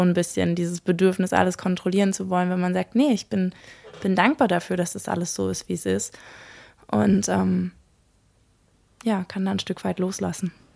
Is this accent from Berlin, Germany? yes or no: yes; Berlin, Germany; moved away as an adult; Ich bin ja in Berlin geboren und aufgewachsen und bin jetzt sozusagen nach 32 Jahren aufs Land gezogen